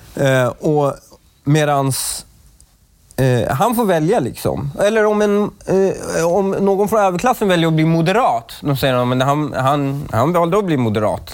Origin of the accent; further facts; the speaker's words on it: Stockholm, Stockholm County, Sweden; also born or lived in Upplands Väsby / Iran; jag var uppvuxen i Husby